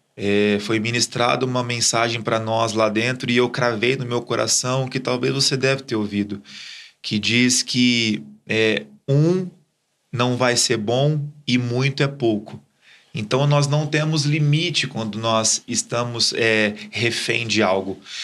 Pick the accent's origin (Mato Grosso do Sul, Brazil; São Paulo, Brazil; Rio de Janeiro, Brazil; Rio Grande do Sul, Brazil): São Paulo, Brazil; Ribeirão Preto; eu sou de Ribeirão, é, nascido e criado ali mesmo.